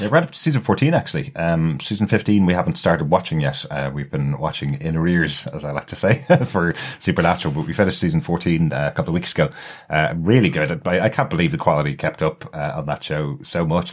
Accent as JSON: {"language": "English", "town": "Dublin", "region": "Leinster", "country": "Ireland", "accent": "Dublin", "said": "my Dublin accent"}